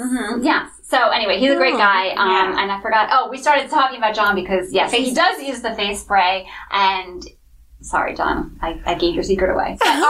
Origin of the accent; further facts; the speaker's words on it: Monroe, United States; also born or lived in New York City; now in New York, United States; we found out we're both from the same hometown, both went to the same college, FIT, in Manhattan